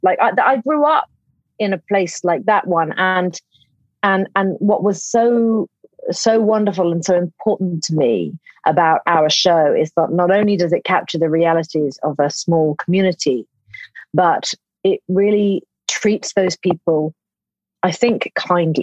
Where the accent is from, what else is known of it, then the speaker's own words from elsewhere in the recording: United Kingdom; I'm British